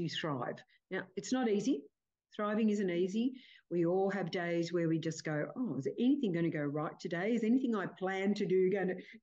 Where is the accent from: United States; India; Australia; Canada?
Australia; Cooma, New South Wales; I grew up in Cooma, base of the Snowy Mountains